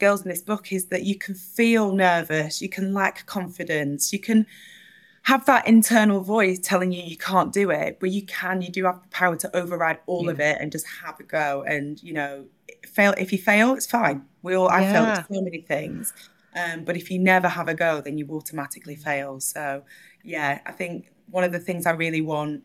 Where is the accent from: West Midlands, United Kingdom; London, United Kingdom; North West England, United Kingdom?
North West England, United Kingdom; Burnley; I grew up in Burnley in Northwest England